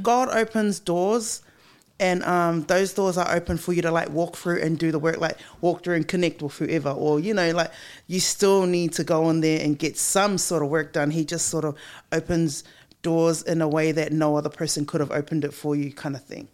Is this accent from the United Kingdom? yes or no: no; Auckland, New Zealand; born or raised there